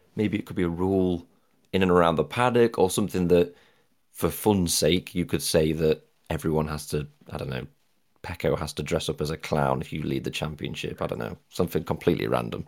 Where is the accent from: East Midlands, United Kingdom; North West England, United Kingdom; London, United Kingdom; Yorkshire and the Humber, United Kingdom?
East Midlands, United Kingdom; Derbyshire; I'm from Derbyshire